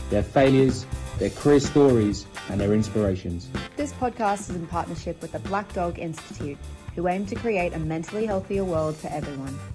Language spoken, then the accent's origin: English; Sydney, New South Wales, Australia; In North Sydney, Mater yeah. Hospital.